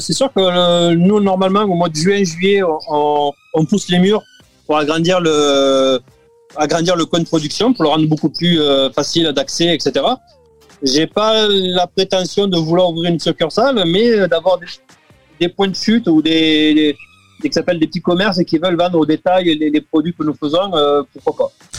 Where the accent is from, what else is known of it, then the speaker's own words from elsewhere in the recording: Béziers, Occitania, France; moved away as an adult; also born or lived in Pont-de-l'Arn / Gigean; now in Canada; du côté de Béziers, qui est ma ville natale